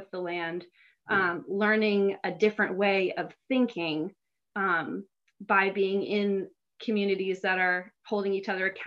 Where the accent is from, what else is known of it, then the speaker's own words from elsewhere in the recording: West Chester, Pennsylvania, United States; I grew up in Westchester, Pennsylvania